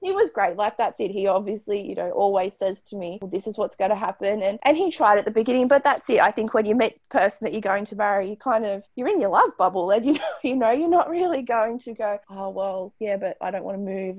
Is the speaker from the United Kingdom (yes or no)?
no; Newcastle, New South Wales, Australia; moved away as an adult; now in Richmond, Australia; I'm from Newcastle in New South Wales